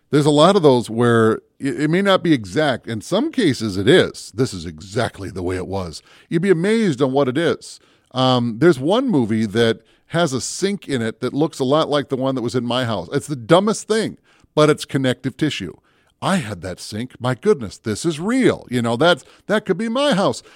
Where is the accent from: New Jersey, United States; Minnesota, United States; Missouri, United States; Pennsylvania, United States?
Minnesota, United States; Minneapolis; also born or lived in Brainerd, Minnesota; I grew up down in the Twin Cities, and I spent a lot of time in the Northwoods, especially in the Brainerd area